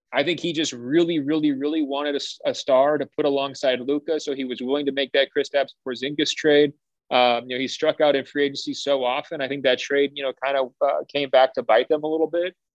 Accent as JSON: {"language": "English", "town": "Beaverton", "region": "Oregon", "country": "United States", "said": "I'm from Beaverton"}